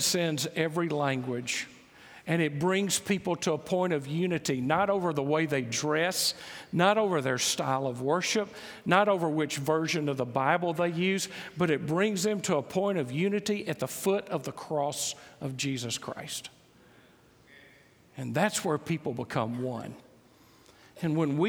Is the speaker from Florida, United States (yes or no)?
no; Mississippi, United States; moved away; I grew up in Mississippi